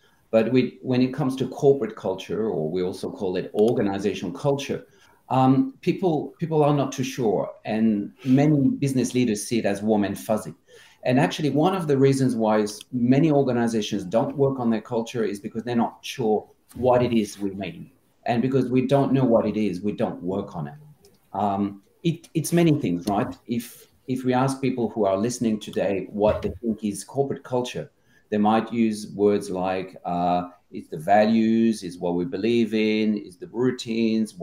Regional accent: France; also born or lived in Australia / Asia; now in Amsterdam, Netherlands; I'm from France originally, spent half my life in Australia and in Asia

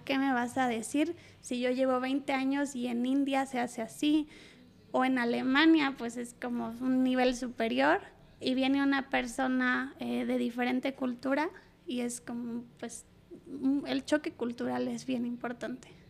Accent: Mexico; moved away as an adult; now in Saudi Arabia; yo siendo mujer y mexicana

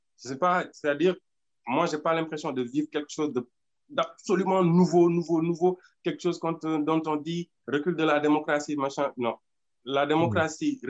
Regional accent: Senegal; Nous, au Sénégal

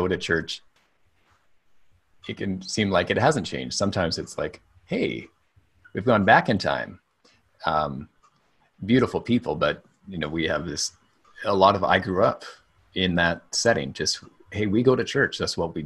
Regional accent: Chilliwack, British Columbia, Canada; I grew up in Chilliwack, which is about 45 minutes away from you.

